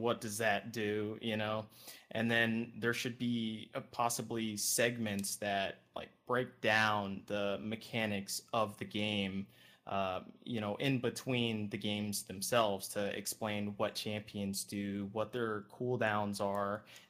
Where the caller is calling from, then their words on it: Los Angeles, California, United States; I'm calling from LA.